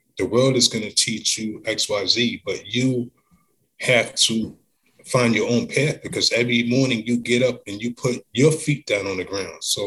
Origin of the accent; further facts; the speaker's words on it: Long Island, New York, United States; I grew up in Long Island